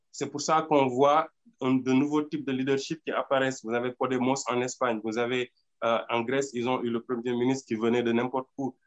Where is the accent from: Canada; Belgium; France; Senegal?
Senegal; Nous, au Sénégal